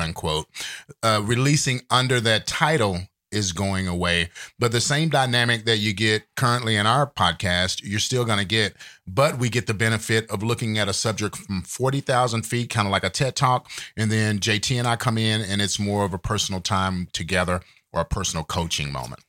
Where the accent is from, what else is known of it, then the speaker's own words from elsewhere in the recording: Fort Worth, Texas, United States; also born or lived in Dallas, Texas; I grew up in Fort Worth, Texas, and later moved to Dallas, Texas